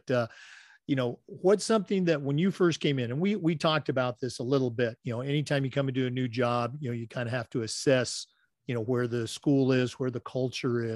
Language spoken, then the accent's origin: English; Oregon, United States; growing up in Oregon